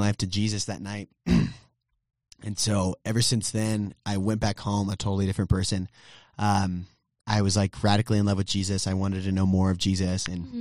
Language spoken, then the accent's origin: English; Brownsville, Texas, United States; also born or lived in Southern California / Farmers Branch, Texas; my birthplace or hometown, if you will, is Brownsville, Texas. So I'm a Texan through and through